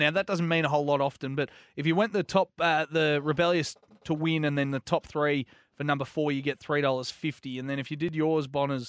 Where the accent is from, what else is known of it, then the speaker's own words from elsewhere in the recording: Melbourne, Victoria, Australia; Down in the sunny southeast.